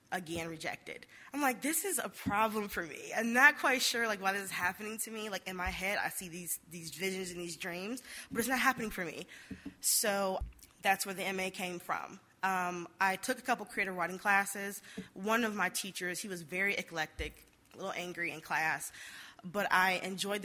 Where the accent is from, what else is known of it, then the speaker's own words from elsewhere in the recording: Detroit, Michigan, United States; I'm from Detroit